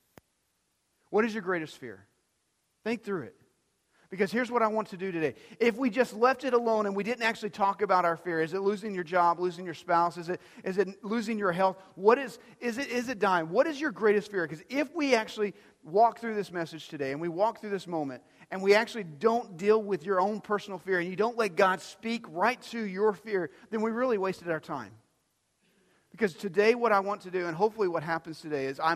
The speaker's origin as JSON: {"language": "English", "town": "Dumas", "region": "Texas", "country": "United States", "tie": "born or raised there", "said": "where I grew up in Dumas, we actually had alleys"}